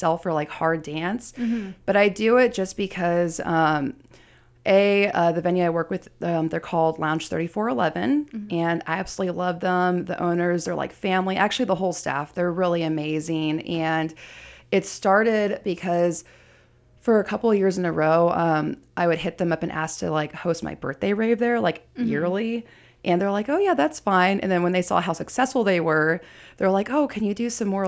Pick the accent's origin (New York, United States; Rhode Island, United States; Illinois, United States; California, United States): California, United States; Bay Area; also born or lived in San Diego / Vallejo / Hayward / Castro Valley; I was actually born in San Diego, but primarily raised in the Bay Area. I've lived all over. I've lived in Hayward, Castro Valley, Concord